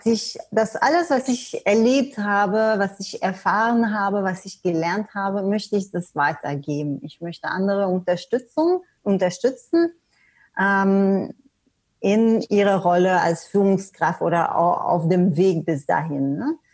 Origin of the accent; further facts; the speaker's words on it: Canada; also born or lived in Germany / Sweden; now in Portugal; du hast es erwähnt, ich komme ursprünglich aus Kanada. Ich habe auch gesagt, ja, ich habe in Deutschland gelebt, in Schweden gelebt, und äh, ja, jetzt wohne ich in Portugal sogar.